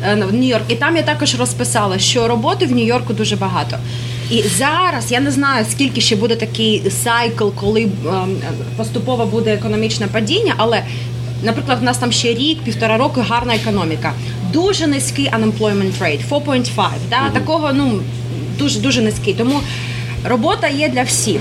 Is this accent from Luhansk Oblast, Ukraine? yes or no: yes; Luhansk, Luhansk Oblast, Ukraine; moved away as an adult; also born or lived in Kyiv, Ukraine; now in New York, United States; я зростала в Луганську